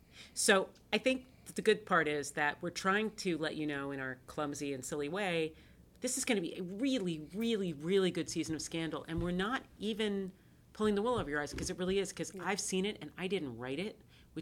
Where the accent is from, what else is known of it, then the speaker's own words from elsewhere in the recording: East Coast, United States; You're from the Midwest, and I'm from the East Coast.